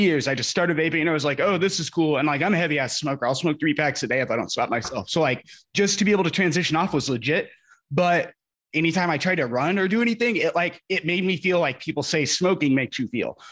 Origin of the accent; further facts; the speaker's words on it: Indiana, United States; now in Lawton, United States; places like Indiana where I'm from